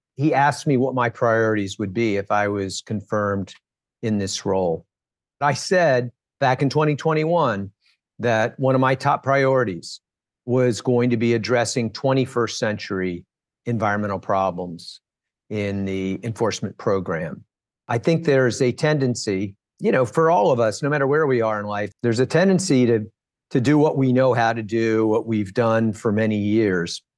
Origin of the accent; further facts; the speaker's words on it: Washington, District of Columbia, United States; also born or lived in Flint, Michigan; I grew up in Washington, D C. My family moved here so that my dad could work at the Department of Labor